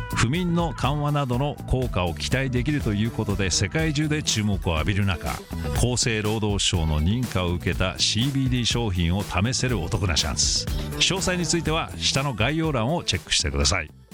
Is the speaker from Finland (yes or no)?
no; United States; アメリカ人として